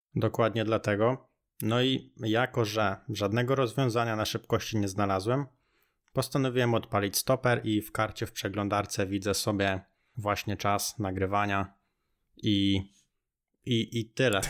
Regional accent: near Radom, Masovian Voivodeship, Poland; ja jestem z okolic Radomia

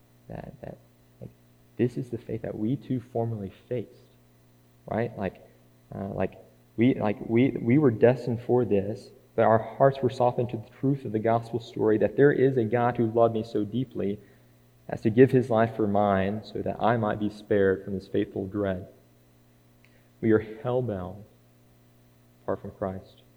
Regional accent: Scottsboro, Alabama, United States; also born or lived in Fackler; I was born in Scottsboro, yes, and raised there is what I say, but there's this little farming community called Fackler just a few minutes outside the city limits, and so I probably lived there until I was about 12

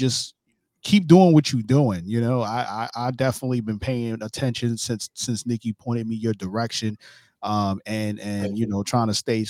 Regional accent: New York City, New York, United States; now in Florida, United States; I'm from Brooklyn, New York. I'm in Florida right now. I live in Florida currently, but my parents live in Delaware, so I'm always in the Philly area too.

